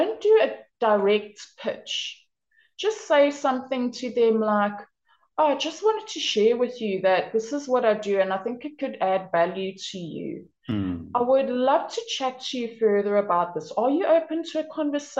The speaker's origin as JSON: {"language": "English", "town": "Durban", "region": "KwaZulu-Natal", "country": "South Africa", "tie": "born or raised there", "moved": "as an adult", "lives_now": "Denmark", "said": "I was born and raised in South Africa on the East Coast in a city called Durban in KwaZulu-Natal"}